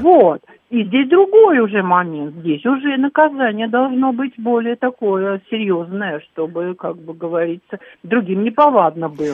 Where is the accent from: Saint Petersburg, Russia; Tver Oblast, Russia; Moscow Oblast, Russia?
Moscow Oblast, Russia; я из Подмосковья